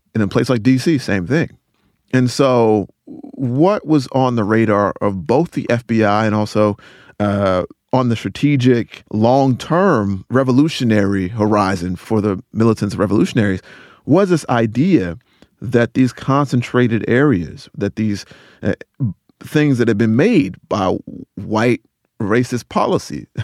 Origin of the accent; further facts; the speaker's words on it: Rocky Mount, North Carolina, United States; my hometown. I'm from Rocky Mountain, North Carolina